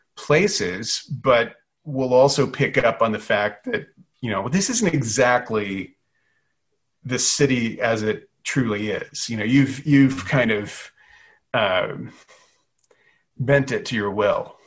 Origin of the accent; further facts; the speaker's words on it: Louisiana, United States; I was born in Louisiana, grew up in Louisiana